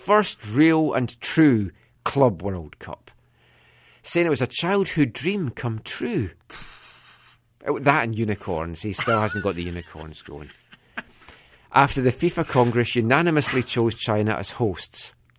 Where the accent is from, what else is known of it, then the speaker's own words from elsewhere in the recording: Scotland, United Kingdom; I am from the Kingdom of Fife, so